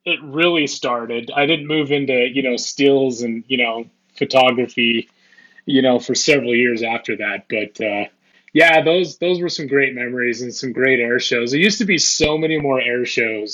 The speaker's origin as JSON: {"language": "English", "town": "Salt Lake City", "region": "Utah", "country": "United States", "tie": "born or raised there", "said": "I was born and raised in the Salt Lake City, Utah area"}